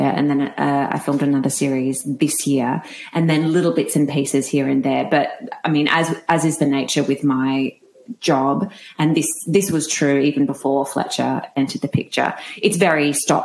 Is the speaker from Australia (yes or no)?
yes; Perth, Western Australia, Australia; also born or lived in Melbourne, Australia; now in Gold Coast, Australia; I'm originally from Perth